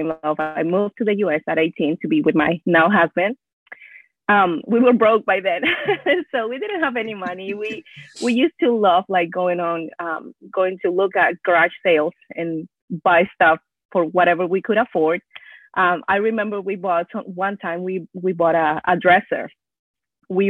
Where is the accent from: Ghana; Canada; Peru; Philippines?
Peru; northern Peru; first language Spanish; English is a second language; moved away as an adult; also born or lived in Houston area, Texas; now in Houston, United States; I was born and raised in Peru, but moved here a while ago when I was 18